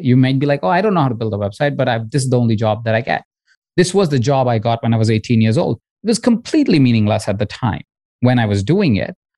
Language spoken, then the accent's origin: English; India; moved away; I grew up in India in a household of 23 other people